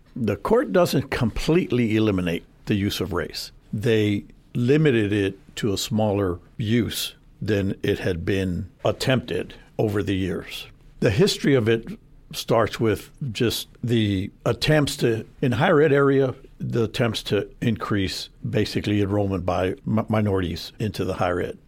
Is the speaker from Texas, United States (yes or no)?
yes; San Antonio, Texas, United States; I was born and raised in San Antonio. Uh, grew up on the South Side